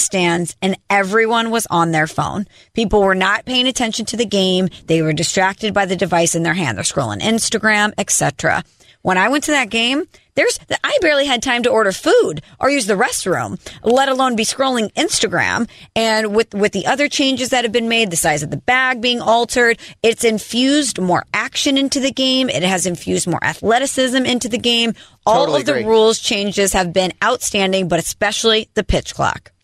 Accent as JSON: {"language": "English", "town": "St. Louis", "region": "Missouri", "country": "United States", "moved": "as an adult", "lives_now": "New York City, United States", "said": "I'm from St. Louis and I live in New York City"}